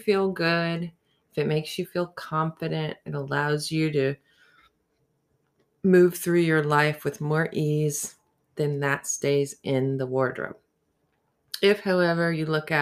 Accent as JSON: {"language": "English", "region": "the South", "country": "United States", "tie": "born or raised there", "said": "growing up in the South"}